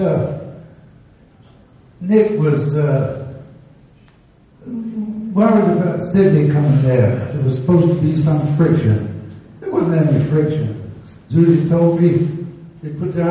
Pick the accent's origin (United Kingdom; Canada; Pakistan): United Kingdom; England; moved away; also born or lived in New Orleans; I'm from England, you know. You can tell. I've been here long enough.